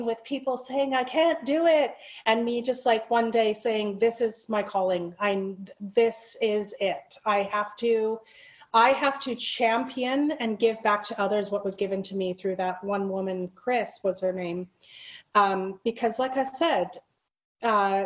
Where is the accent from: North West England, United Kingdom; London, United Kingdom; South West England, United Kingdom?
North West England, United Kingdom; Liverpool; moved away; I'm from the UK as well. I was born in Liverpool